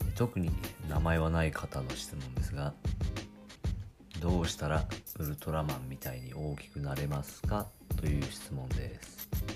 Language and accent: Japanese; Kagoshima, Japan; 私鹿児島 出身ですけれど